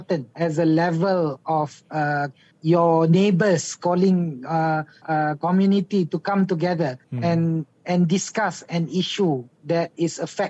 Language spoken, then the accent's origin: English; Malaysia; we as Malaysian